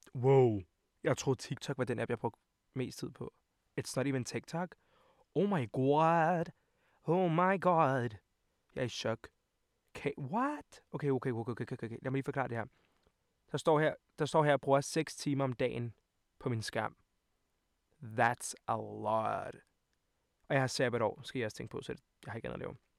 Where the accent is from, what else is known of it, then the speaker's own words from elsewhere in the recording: Copenhagen, Capital Region of Denmark, Denmark; also born or lived in Montenegro (parents); Jeg kommer fra København, videre. Jeg kommer fra videre af